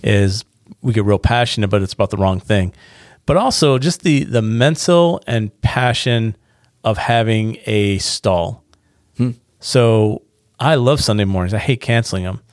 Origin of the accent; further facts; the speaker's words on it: Niagara Falls, New York, United States; now in North Carolina, United States; I'm from Niagara Falls